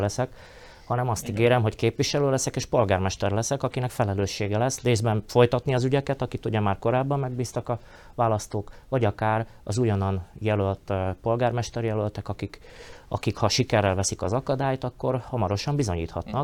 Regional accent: Slovakia; felvidéki magyarként

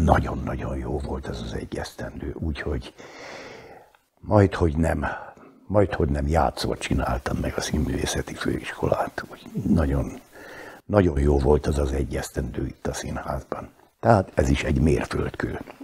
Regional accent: Upper Hungary, Slovakia; also born or lived in Bratislava; ha egyszer ide pottyantott, akkor itt a helyem

